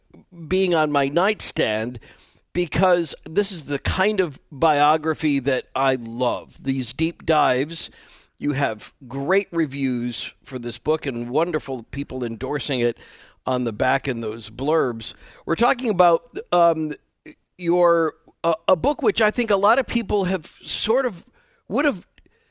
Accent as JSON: {"language": "English", "town": "Winnetka", "region": "Illinois", "country": "United States", "tie": "born or raised there", "also_born_or_lived": "Wilmette, Illinois", "said": "I was born in Wilmette, grew up in Winnetka, had lots of friends in Oak Park."}